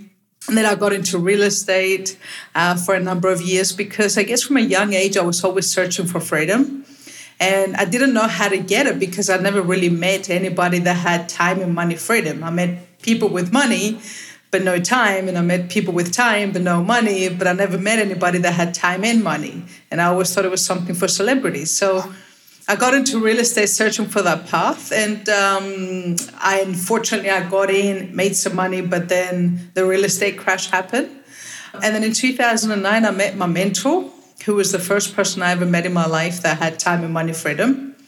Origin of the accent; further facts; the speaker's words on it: Cyprus; also born or lived in Australia / London, United Kingdom / Lithuania; Well, I'm originally from Little Cyprus, but I call myself a citizen of the world because I've spent half my life living in Australia.